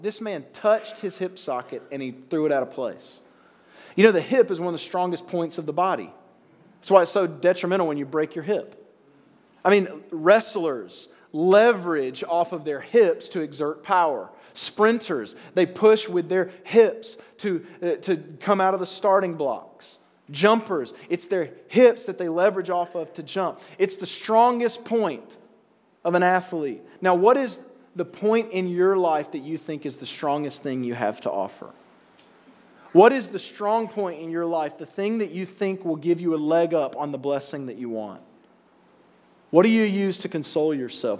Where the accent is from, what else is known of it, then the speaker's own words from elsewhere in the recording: Alabama, United States; now in New York, United States; I grew up in Alabama. You can probably hear it coming out of my mouth a little bit. I'm not from around here.